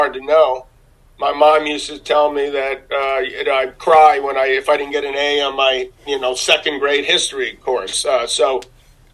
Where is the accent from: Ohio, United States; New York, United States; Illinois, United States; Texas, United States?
New York, United States; New York City; I grew up in New York City